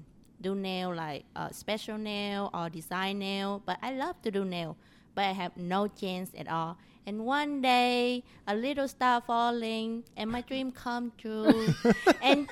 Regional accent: Vietnam; English is a second language; now in Texas, United States; I'm from Vietnam

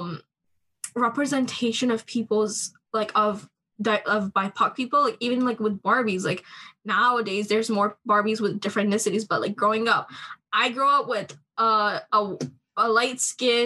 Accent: Canada; I grew up in Canada, so in order to learn my language better, I used to watch style movies growing up.

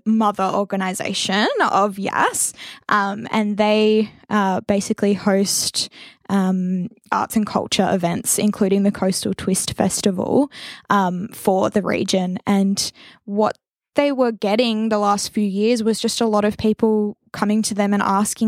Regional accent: Wagga Wagga, New South Wales, Australia; growing up in Wagga

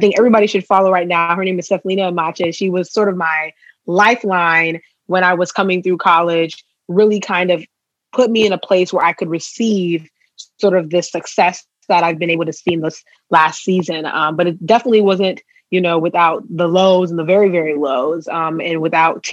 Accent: Ghana; moved away; also born or lived in Maryland, United States; I'm from Ghana

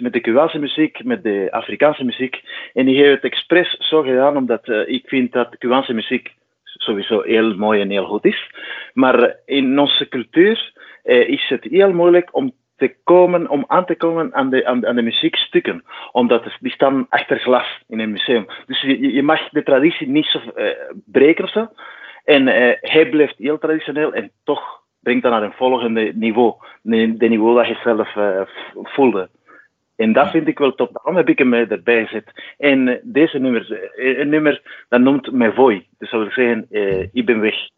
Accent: Cuba; moved away as an adult; now in Belgium; ik kom uit Cuba en ik woon sinds 2002 in België

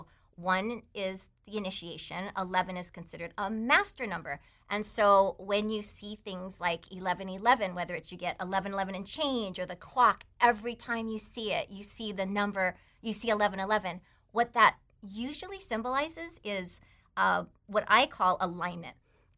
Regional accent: Taiwan; English is a second language; but I grew up in Taiwan with a bunch of Chinese relatives, so I was mostly just this Chinese kid that went to American school. But I spoke Chinese most of my growing up years.

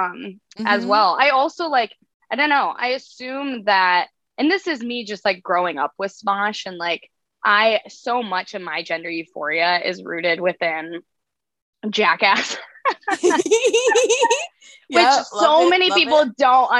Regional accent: Iowa, United States; now in New York, United States; I'm from Iowa in a family of, I have five siblings

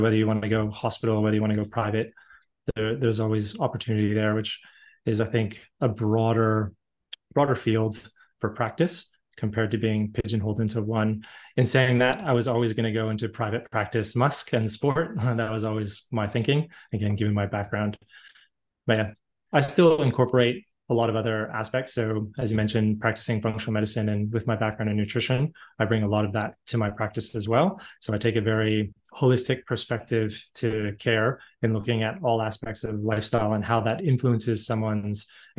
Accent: Canada; But being Canadian, so typical, grew up playing hockey and lots of other sports, so always very active in my childhood.

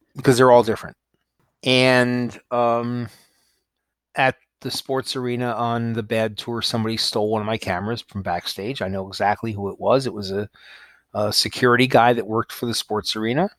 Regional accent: New York, United States; moved away as an adult; also born or lived in Los Angeles, United States / Texas, United States; I grew up in New York, but I had to live in L

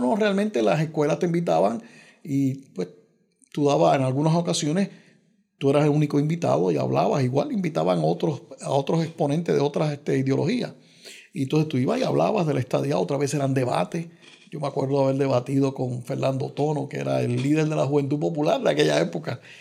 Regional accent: Carolina, Puerto Rico; en Carolina, mi pueblo

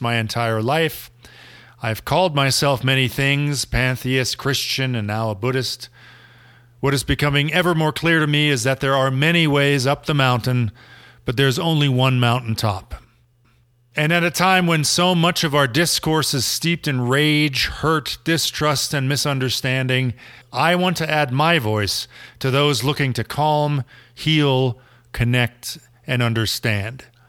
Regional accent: Germany; moved away as an adult; also born or lived in Berlin; now in Colorado, United States; a Gen Xer born and raised in Germany, who has made Colorado his home for about three decades and is about to move back home to Berlin.

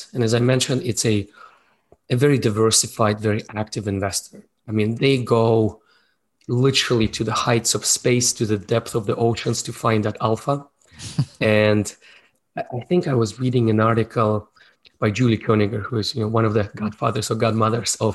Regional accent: Russia; moved away as an adult; also born or lived in Moscow, Russia; now in Canada; born in Soviet Union, raised in Russia

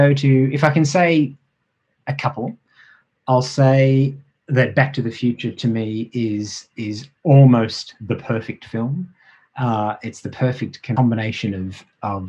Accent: Australia; I'm an Australian

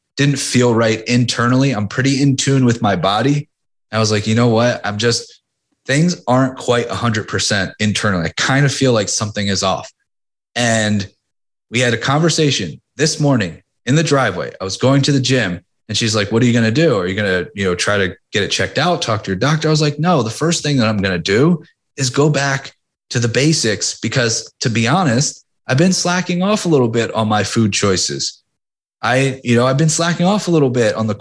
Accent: Philadelphia, Pennsylvania, United States; you always root against Boston as a Philadelphian

